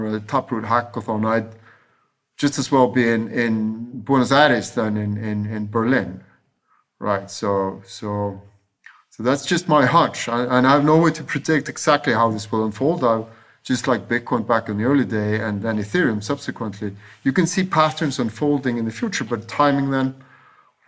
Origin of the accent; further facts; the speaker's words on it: Iceland; moved away; I was raised in Iceland during double-digit, sometimes triple-digit inflation